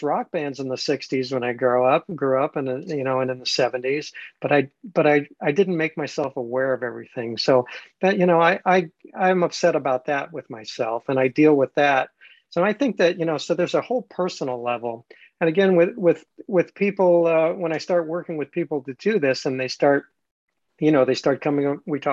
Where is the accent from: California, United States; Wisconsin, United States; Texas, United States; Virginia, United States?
California, United States; Los Angeles; I grew up in Los Angeles